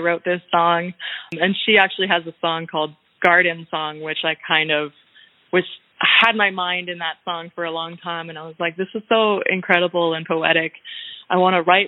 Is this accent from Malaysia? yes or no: no; Canada; I'm Canadian